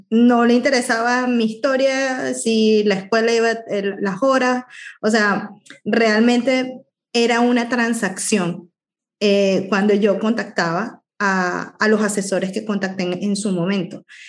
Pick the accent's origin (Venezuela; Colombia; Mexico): Venezuela; moved away as an adult; vengo de Venezuela